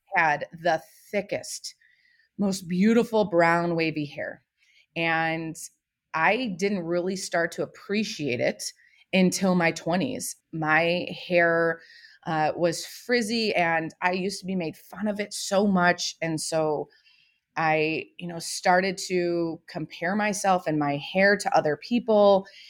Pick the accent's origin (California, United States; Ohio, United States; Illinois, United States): Ohio, United States; Toledo; I am from Toledo, Ohio